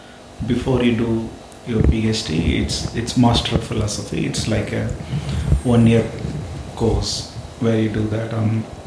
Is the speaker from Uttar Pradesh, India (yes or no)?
no; Tirunelveli, Tamil Nadu, India; moved away as an adult; also born or lived in Spain; now in Hanoi, Vietnam; I grew up in the southern part of India. It's a state called Tamil Nadu. And that's where was born and brought up. My town is called Tirunelveli. It's like the southern tip of India, almost like 50 kilometers away from the tip.